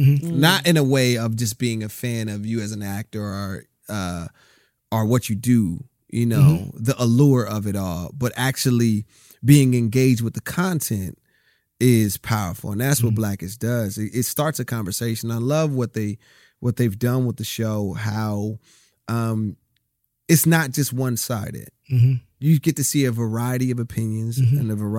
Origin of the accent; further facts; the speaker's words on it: Rialto, California, United States; also born or lived in Compton; I grew up, like I said, I was in Compton. I grew up in Rialto. My father's from Harlem, New York.